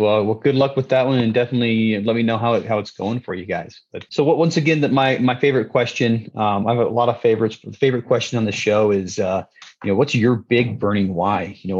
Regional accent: Salt Lake City, Utah, United States; also born or lived in Twin Cities; now in Idaho Falls, United States; I grew up in Salt Lake City.

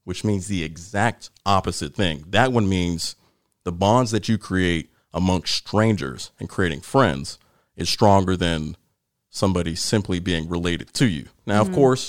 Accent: Ohio, United States; moved away; also born or lived in North Carolina; I'm from Ohio.

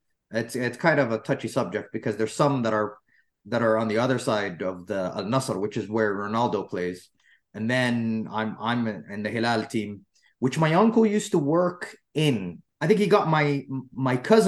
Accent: United States; now in Saudi Arabia; I was brought up in the United States

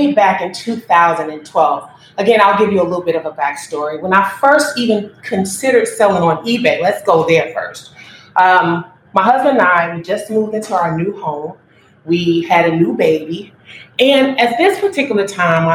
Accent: Chicago, Illinois, United States; I was born and raised on the South Side of Chicago

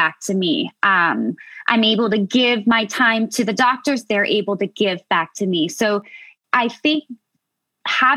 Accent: United States; I'm American.

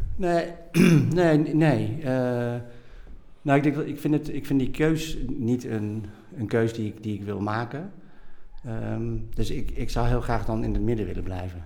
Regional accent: Nijmegen, Gelderland, Netherlands; also born or lived in Bogotá, Colombia; En ik ben opgegroeid in Nijmegen. En ik ben geboren in Bogota, in Colombia. Dus ik ben geadopteerd.

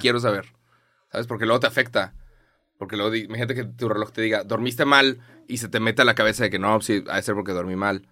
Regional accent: Monterrey, Nuevo León, Mexico; soy de Monterrey

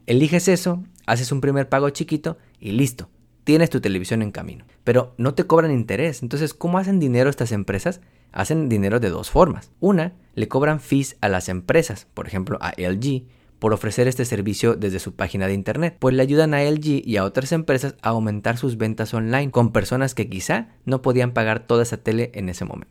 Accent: Mexico; now in Houston, United States; soy un economista mexicano host del Taco Financiero Podcast y vivo en la ciudad de Houston

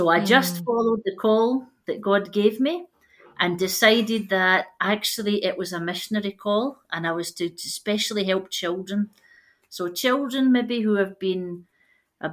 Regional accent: Glasgow, Scotland, United Kingdom; moved away as an adult; now in Zambia; As you can tell by my fantastic accent, I am actually not Zambian. I'm from Scotland, from a town in Glasgow.

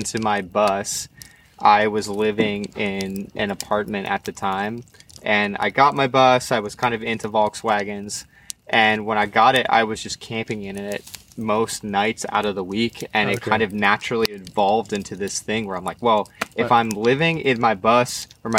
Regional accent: Lancaster, Pennsylvania, United States; also born or lived in Morro Bay, California; now in San Luis Obispo, United States; I was raised, born and raised in Pennsylvania in a zone called Lancaster

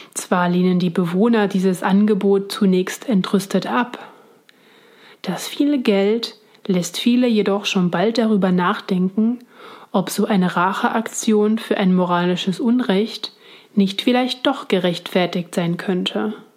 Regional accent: Switzerland; now in Berlin, Germany; ich komme ursprünglich aus der Schweiz

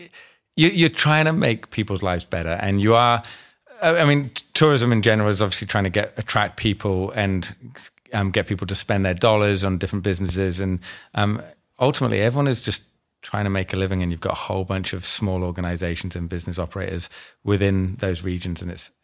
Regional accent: Scotland, United Kingdom; now in Australia; Came from the UK, from Scotland, and not that I sound Scottish, but I'm from Scotland, and moved over to Australia about 2001

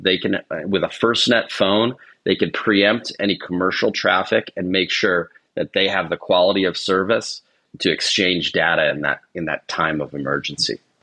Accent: Northern Virginia, United States; also born or lived in Ohio; So I'm from the DC area. I grew up in Northern Virginia

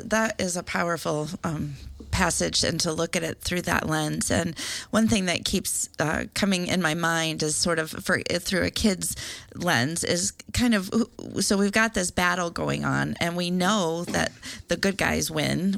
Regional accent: Iowa, United States; I'm from Iowa

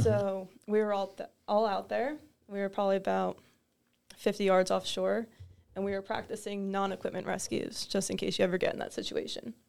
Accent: Toms River, New Jersey, United States; I grew up in Tom's River, so very local to the area

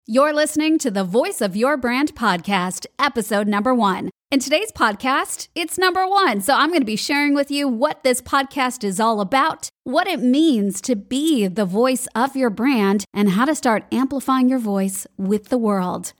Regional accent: Chicago, Illinois, United States; moved away as an adult; also born or lived in Hollywood; now in Sydney, Australia; I grew up in Chicago, moved to Hollywood

